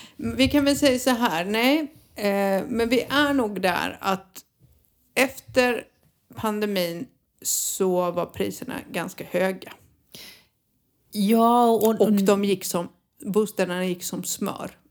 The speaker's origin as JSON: {"language": "Swedish", "country": "Sweden", "said": "som svensk"}